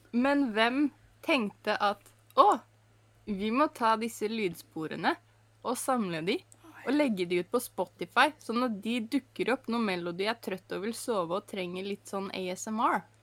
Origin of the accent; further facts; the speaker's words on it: Norway; Jeg er norsk